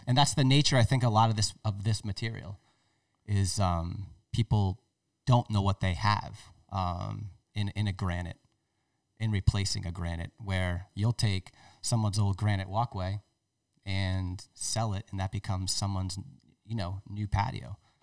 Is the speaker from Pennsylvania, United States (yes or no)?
no; Tiverton, Rhode Island, United States; That's my hometown